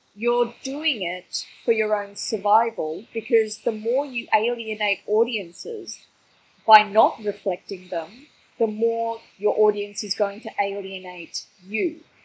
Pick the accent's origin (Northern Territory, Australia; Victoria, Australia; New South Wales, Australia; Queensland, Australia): Victoria, Australia; Melbourne; growing up in Australia, I didn't really see a lot of people, um, you know, from my kind of immigrant background